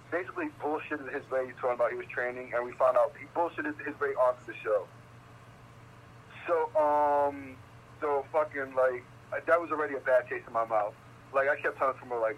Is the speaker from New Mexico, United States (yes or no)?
no; New York, United States; also born or lived in Staten Island; I'm from New York.